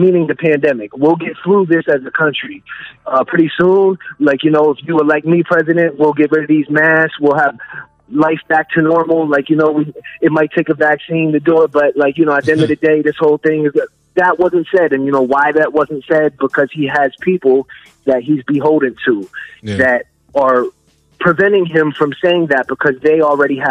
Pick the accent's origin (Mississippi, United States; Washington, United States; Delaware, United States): Delaware, United States; I'm from Delaware.